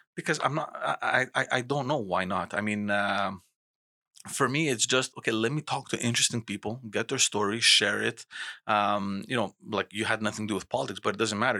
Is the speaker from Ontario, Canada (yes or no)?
no; Montreal, Quebec, Canada; growing up in Montreal